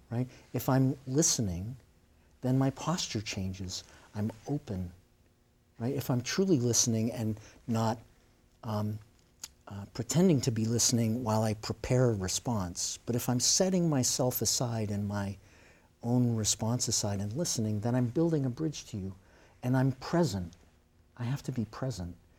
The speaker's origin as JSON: {"language": "English", "town": "Beverly", "region": "Massachusetts", "country": "United States", "tie": "born or raised there", "moved": "as an adult", "lives_now": "Gloucester, United States", "said": "I grew up in Beverly"}